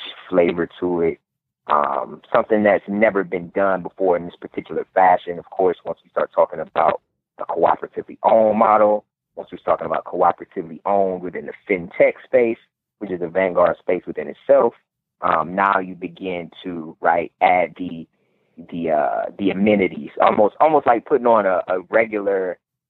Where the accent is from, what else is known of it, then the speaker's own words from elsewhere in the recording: Cleveland, Ohio, United States; my hometown of Cleveland, Ohio